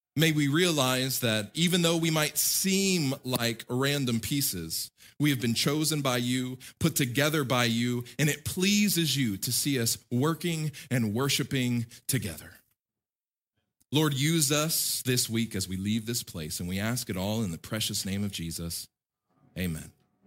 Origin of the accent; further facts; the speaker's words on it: United States; as an American living my whole life in America, growing up in America